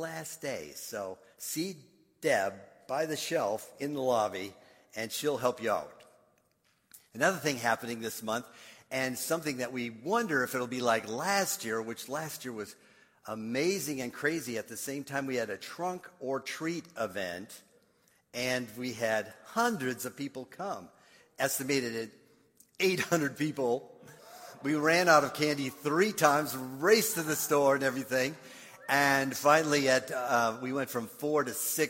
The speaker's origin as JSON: {"language": "English", "region": "Minnesota", "country": "United States", "tie": "born or raised there", "moved": "yes", "said": "I grew up in Minnesota"}